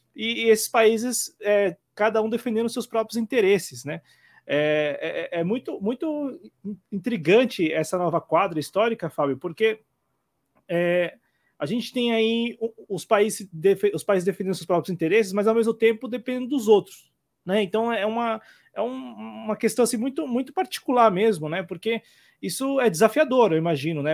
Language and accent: Portuguese; Brazil; nós brasileiros